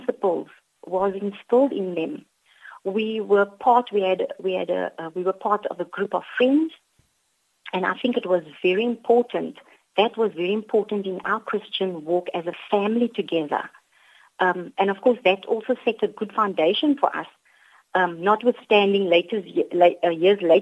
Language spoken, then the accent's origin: English; Cape Town, Western Cape, South Africa; also born or lived in Mitchells Plain, Cape Town; I grew up in District 6, and I attended the Holy Cross Primary School.